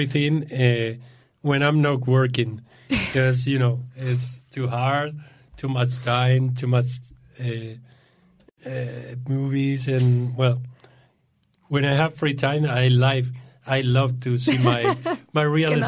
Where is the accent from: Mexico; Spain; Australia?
Spain; English is a second language; moved away; I'm from Spain